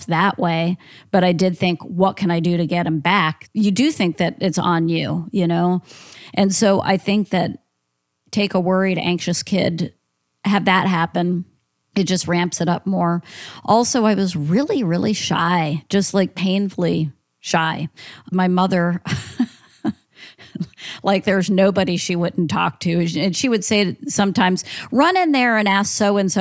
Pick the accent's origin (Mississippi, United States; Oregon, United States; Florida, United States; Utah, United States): Florida, United States; Central; also born or lived in Philadelphia, Pennsylvania; we moved to a small town in Central Florida when I was 6 years old